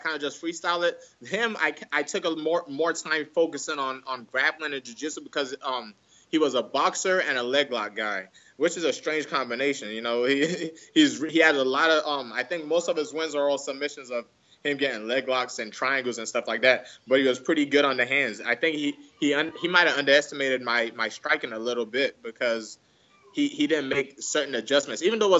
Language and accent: English; Nigeria; English is a second language; No matter what, I always feel like I'm Nigerian. One of my biggest fears is that my kid won't be able to speak my language, because I want that culture to stay in him too.